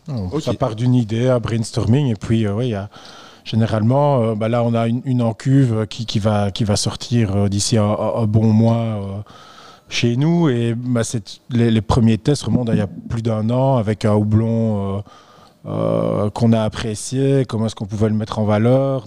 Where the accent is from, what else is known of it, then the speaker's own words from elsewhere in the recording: Belgium; en tant que belge